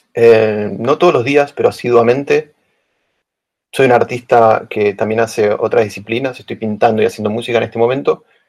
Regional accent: Buenos Aires, Argentina; moved away as an adult; now in Berlin, Germany; soy de Buenos Aires, Argentina

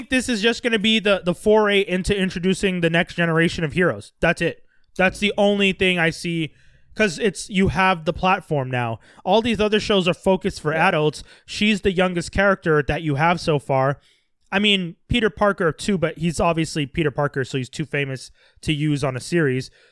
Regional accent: India; I don't identify. I'm Indian.

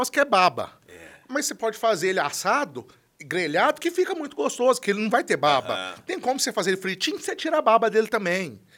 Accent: Brazil; accent: caipira; esse sotaque nosso ajuda a gente

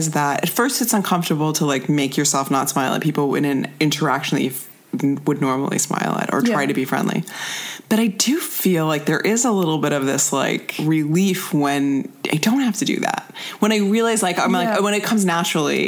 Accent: United States; I'm American

